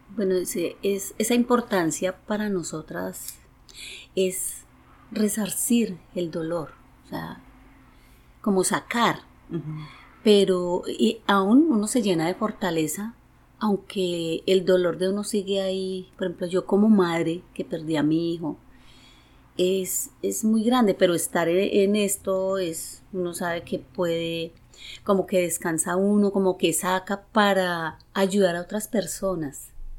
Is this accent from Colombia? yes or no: yes; Manizales, Caldas, Colombia; soy de Colombia y bueno, eh, soy nacida en Manizales